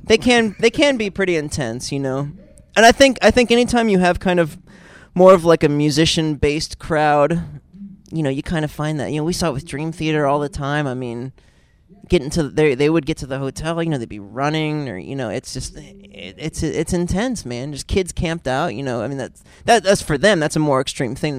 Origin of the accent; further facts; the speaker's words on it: Pennsylvania, United States; I grew up in Pennsylvania, but like you know, just an hour or so west of Cleveland.